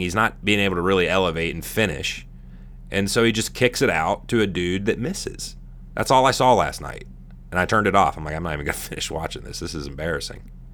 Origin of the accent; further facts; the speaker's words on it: California, United States; moved away as an adult; I was born in California. I'm from there.